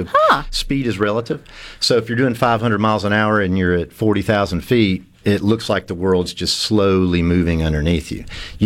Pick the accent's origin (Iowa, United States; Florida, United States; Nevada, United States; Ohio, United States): Florida, United States; Pensacola; also born or lived in Africa; I was born and raised in Pensacola, and other than a couple years where my dad took the family to Africa to be missionaries, I grew up in Pensacola